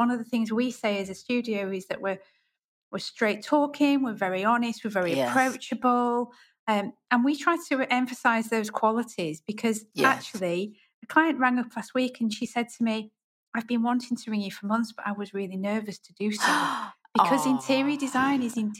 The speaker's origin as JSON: {"language": "English", "region": "the north of England", "country": "United Kingdom", "also_born_or_lived": "Yorkshire", "accent": "northern", "said": "I'm from the north and I have a northern accent."}